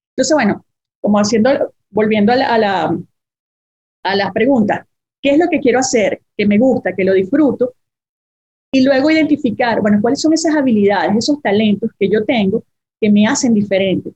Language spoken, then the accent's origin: Spanish; Venezuela; Yo hice 10 años de vida corporativa en mi país, soy venezolana